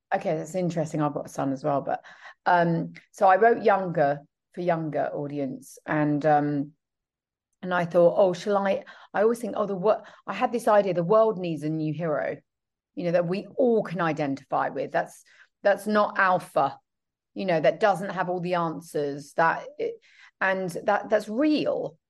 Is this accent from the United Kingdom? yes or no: yes; United Kingdom; I'm British